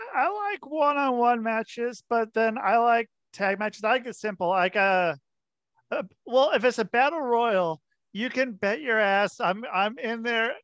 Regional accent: Portland, Oregon, United States; moved away; I grew up in Portland, Oregon

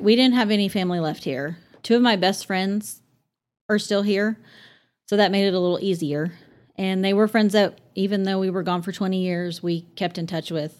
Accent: Amarillo, Texas, United States; moved away as an adult; we grew up across the street from Paramount Park.

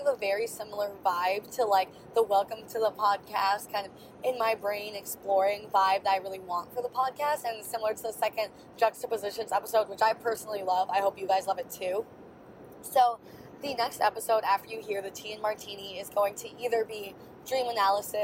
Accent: Wisconsin, United States; I was from Wisconsin and the company is based in Wisconsin

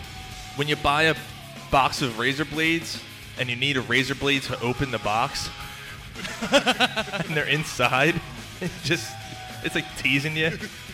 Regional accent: Philadelphia, Pennsylvania, United States; moved away as an adult; now in Langhorne, United States; I grew up in Philly. I grew up in Philly.

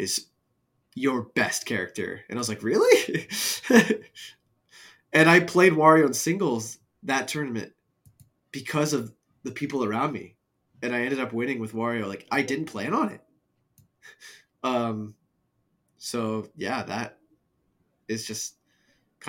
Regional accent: United States; I'm from Tri-State

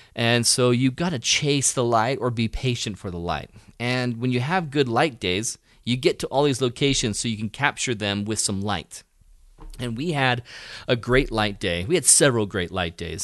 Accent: United States; I'm an American

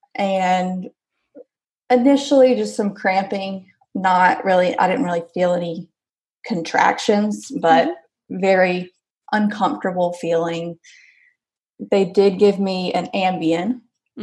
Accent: Alabama, United States; I'm from Alabama

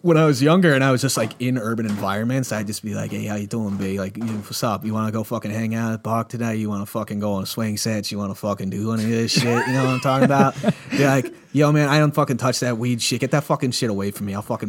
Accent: New York City, New York, United States; accent: New York City; Because, like, I had a way more, like, New York City accent when I was a kid, and I realized that sounds real scummy.

